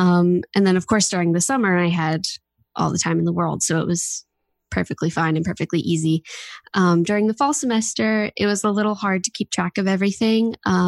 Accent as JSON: {"language": "English", "region": "New Jersey", "country": "United States", "said": "I'm 19 years old. I'm from New Jersey, and I live with my parents and one of my older sisters."}